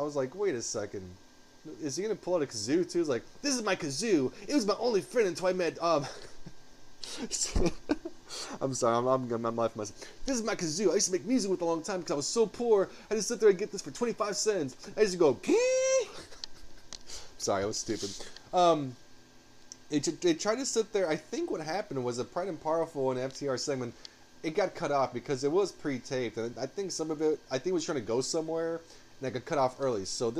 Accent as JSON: {"language": "English", "town": "Bronx", "region": "New York", "country": "United States", "tie": "born or raised there", "said": "we grew up in the Bronx, we grew up in the hood, and we had no food, and we didn't have this, and we didn't have that."}